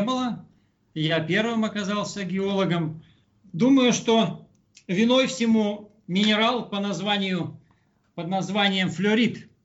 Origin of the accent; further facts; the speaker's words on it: Kungur, Perm Krai, Russia; moved away as an adult; now in South Africa; Сам я с Урала, с Пермской области, из Кунгура.